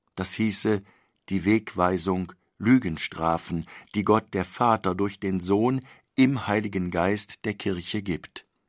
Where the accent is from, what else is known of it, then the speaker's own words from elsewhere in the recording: Germany; wir als Deutsche leben